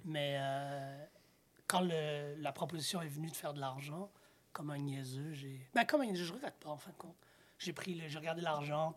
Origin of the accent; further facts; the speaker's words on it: Montreal, Quebec, Canada; je suis né à Chaga Maisonneuve, j'ai grandi à Saint-Michel, Montréal-Nord, sur le terrain de basket